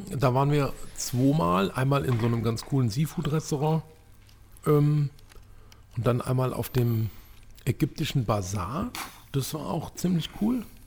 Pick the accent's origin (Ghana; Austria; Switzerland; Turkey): Turkey; Ich bin selber Türke.